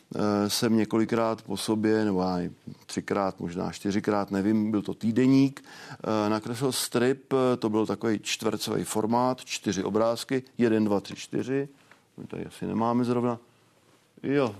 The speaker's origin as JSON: {"language": "Czech", "town": "Okřížky", "region": "Vysočina Region", "country": "Czechia", "said": "Já jsem z Vysočiny. eh, od Třebíče, obec Okřížky"}